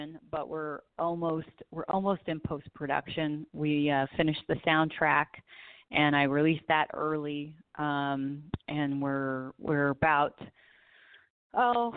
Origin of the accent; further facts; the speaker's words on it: Southern California, United States; I grew up in Southern California, so I am definitely a beach girl.